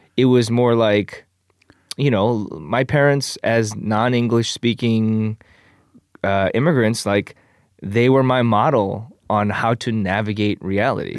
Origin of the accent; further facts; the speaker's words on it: Michigan, United States; moved away as an adult; also born or lived in Korea / Canada / Chicago; now in Los Angeles, United States; I was four, uh, and then I grew up in Michigan until I moved to Chicago after college